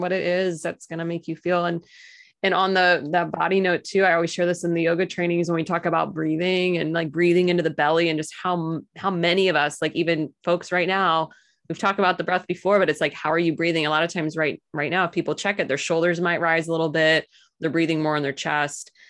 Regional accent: Missouri, United States; I'm totally born and raised in Missouri, proud to be an American

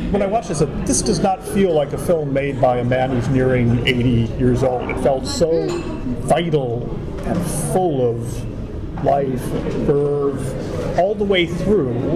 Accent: United States; I'm an American living there

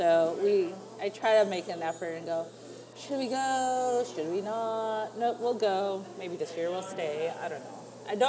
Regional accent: Bay Area, California, United States; also born or lived in San Diego; I grew up in the Bay Area, but I lived in San Diego for 18 years, so when I moved up here, it's very cold.

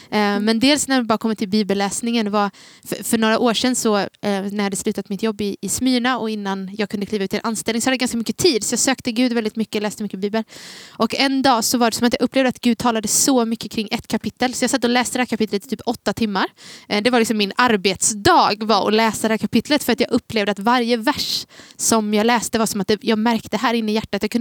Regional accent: Gnosjö, Jönköping County, Sweden; also born or lived in Taberg; now in Gothenburg, Sweden; Jag är från Gnosjö från början men jag har bott i Taberg i tre år. I eh, ja. när jag gick i gymnasiet det gjorde jag i Jönköping. Så då bodde jag där.

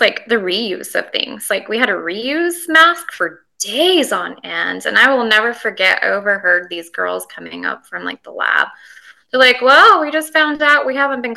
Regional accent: Montana, United States; born and raised in Montana on a ranch

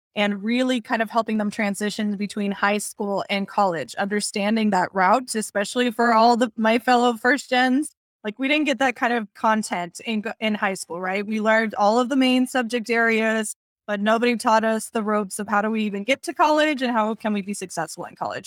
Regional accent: Texas, United States; also born or lived in Puerto Rico; I was born in Puerto Rico, but I was raised here in Texas.

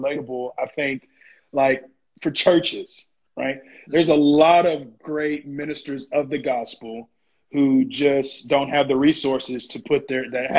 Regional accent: Warner Robins, Georgia, United States; I grew up in Warner Robins, which is a military town

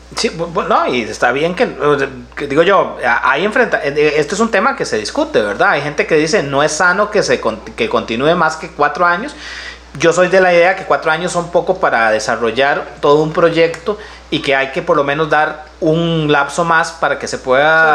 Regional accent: Santa Ana, San José, Costa Rica; yo soy de aquí de Santana y viví como ese paso entre la Santana más rural

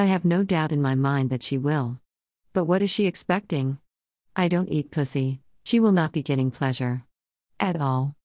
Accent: the North, United States; now in Texas, United States; I grew up in the North

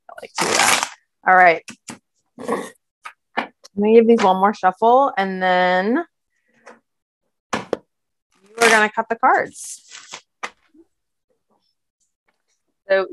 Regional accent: Pittsburgh, Pennsylvania, United States; moved away as an adult; now in New York, United States; I grew up in Pittsburgh originally, but New York has been home for almost 15 years

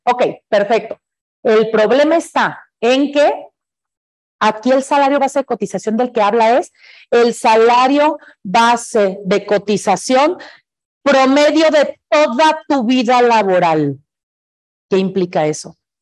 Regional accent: Mexico; Como buenos mexicanos

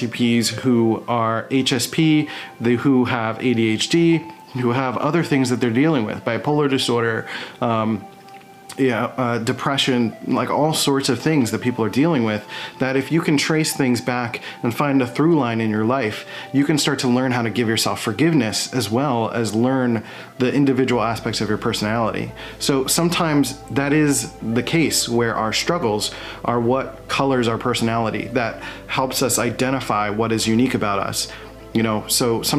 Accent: Philadelphia, Pennsylvania, United States; moved away as an adult; I'm from Philadelphia, Pennsylvania

